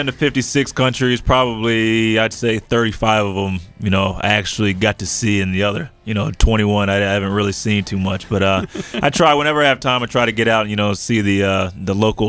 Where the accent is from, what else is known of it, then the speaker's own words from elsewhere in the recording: Princeton, New Jersey, United States; I'm originally from Princeton